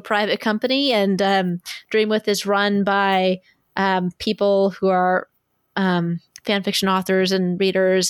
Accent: Kansas City, United States; this is my hometown, kind of my hometown con.

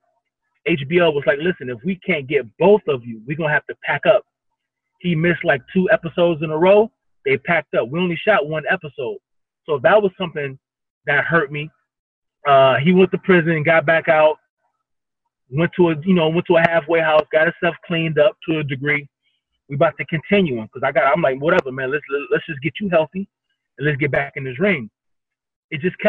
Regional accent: Cleveland, Ohio, United States; now in Miami, United States; I'm first off from Cleveland, Ohio, mm-hmm. born and raised up there

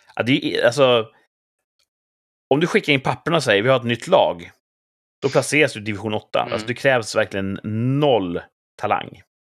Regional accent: Sweden; vi är ju svenskar

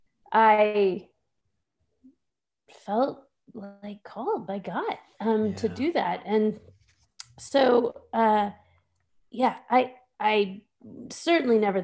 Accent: Texas, United States; moved away as an adult; now in Pittsburgh, United States; I grew up in Texas

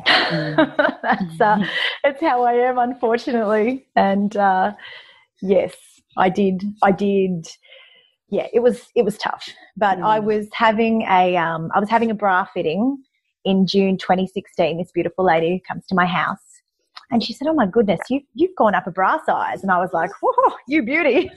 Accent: Young, New South Wales, Australia; We lived, I was from Young, a country town, and we lived out of town

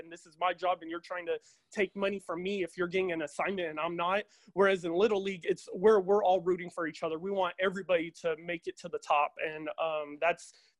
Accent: Stockton, California, United States; I'm from Stockton, California

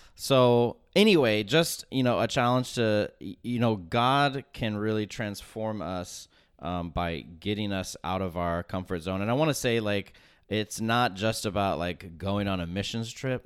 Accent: Tulsa, Oklahoma, United States; I'm from Tulsa.

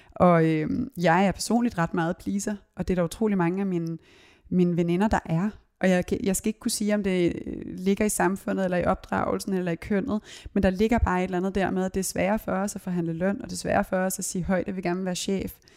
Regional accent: Copenhagen, Capital Region of Denmark, Denmark; jeg voksede op både på Christiania og Christianshavn

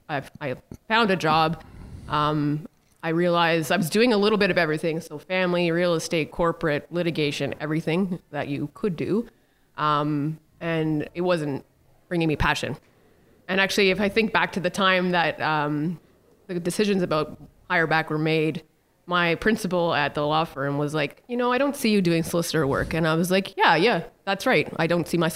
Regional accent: Timmins, Ontario, Canada; when we were growing up in Timmins

